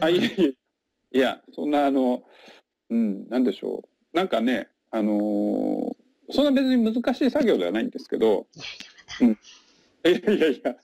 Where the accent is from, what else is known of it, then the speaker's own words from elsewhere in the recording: Chiba, Japan; moved away as an adult; also born or lived in Kyushu / Tokyo / Nara; now in Kusatsu, Japan; 出身は千葉県でして